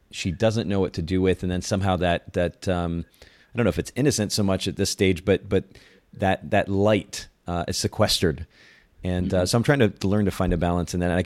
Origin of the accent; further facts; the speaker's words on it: Japan; I grew up in Japan. I was a missionaries kid, and grew up in a very conservative home and, in culture.